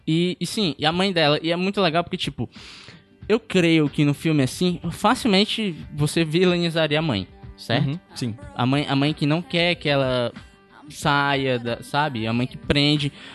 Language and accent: Portuguese; Pacatuba, Ceará, Brazil; eu tenho 22 anos, eu passei praticamente 22 anos da minha vida na Pacatuba